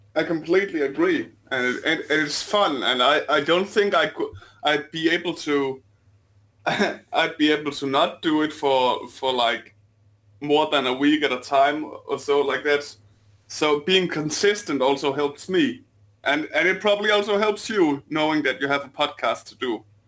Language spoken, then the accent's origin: English; Denmark; accent: Danish; my sexy Denmarkian accent